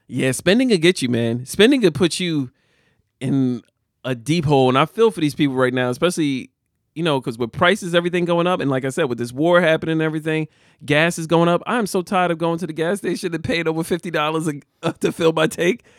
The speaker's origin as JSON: {"language": "English", "town": "Jersey City", "region": "New Jersey", "country": "United States", "tie": "born or raised there", "said": "I grew up in the eighties, I grew up in Jersey City."}